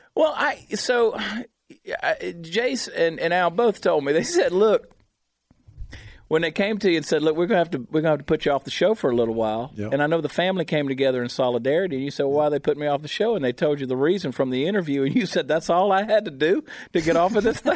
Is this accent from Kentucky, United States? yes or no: no; Georgia, United States; I grew up in Georgia, right on the South Carolina line.